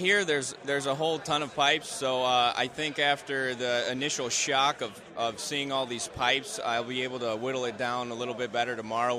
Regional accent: Winona, Minnesota, United States; I'm from Winona, Minnesota

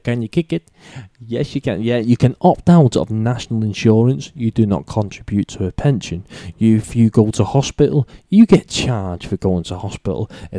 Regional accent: Scotland, United Kingdom; I mean, at the time, we weren't classed as British. Scotland were their own, I don't know, race, whatever you want to call it, their own people, but now we're all British.

